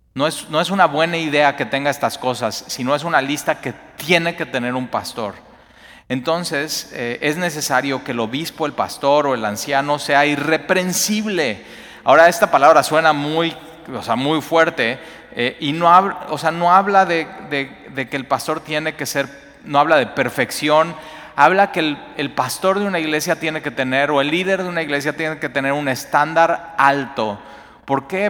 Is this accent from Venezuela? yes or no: no; Mexico; como mexicanos